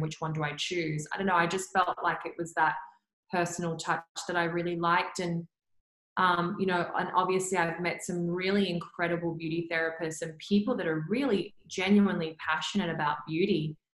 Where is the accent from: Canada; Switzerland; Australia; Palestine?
Australia; Perth, Western Australia; growing up in Perth